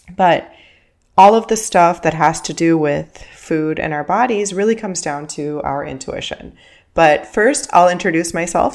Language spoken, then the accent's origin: English; Miami, Florida, United States; first language Spanish; English is a second language; I grew up in Miami, and I'm living in Miami right now